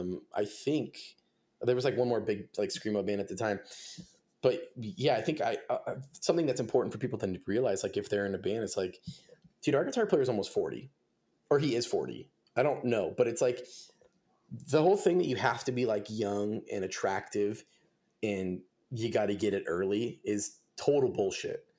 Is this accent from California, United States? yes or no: yes; Simi Valley, California, United States; I grew up in Los Angeles, uh, I was kinda like, kinda active in that scene down there. I played in a couple bands, um, I'm from a town called Simi Valley.